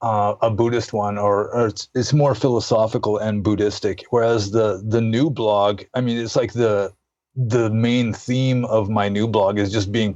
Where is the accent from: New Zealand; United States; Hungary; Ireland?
United States; moved away as an adult; also born or lived in Burma; I just couldn't stop being an American